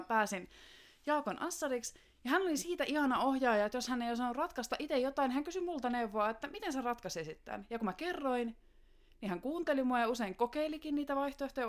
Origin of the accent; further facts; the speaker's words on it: Joutsa, Central Finland, Finland; moved away as an adult; now in Helsinki, Finland; mä tuun Joutsasta, joka on semmoinen pikkuinen kunta tuolla Keski-Suomessa. Alun perin siis sieltä, mutta on 2006 vuodesta asti asunut Helsingissä.